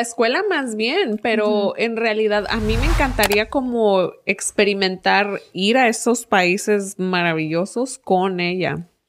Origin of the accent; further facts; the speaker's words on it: Mexico; now in United States; soy de México